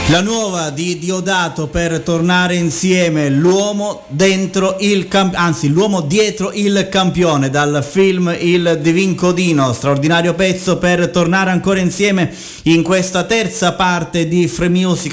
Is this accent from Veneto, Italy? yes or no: no; Sicily, Italy; dalle nostre parti in Sicilia